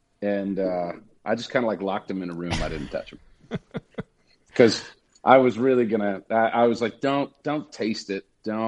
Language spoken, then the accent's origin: English; New Jersey, United States; So I'm originally from New Jersey.